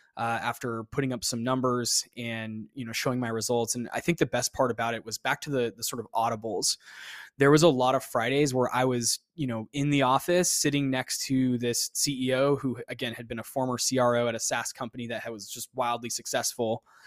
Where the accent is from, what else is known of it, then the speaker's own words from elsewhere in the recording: Phoenix, Arizona, United States; moved away as an adult; also born or lived in Austin, Texas; I left my hometown, eh, of Phoenix, Arizona after school, after I finished college, and I moved to Austin, Texas